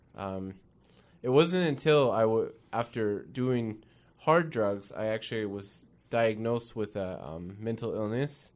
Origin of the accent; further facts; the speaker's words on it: Kirkland, Washington, United States; also born or lived in Renton, Washington; I'm a Northwest boy. Grew up in, uh, Kirkland, Washington most of my life